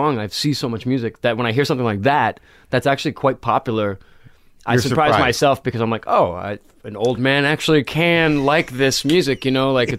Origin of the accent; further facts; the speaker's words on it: Rhode Island, United States; moved away as an adult; also born or lived in Riverside, Rhode Island / Rumford, Rhode Island / North Providence, Rhode Island / San Francisco; now in Los Angeles, United States; I grew up in Rhode Island.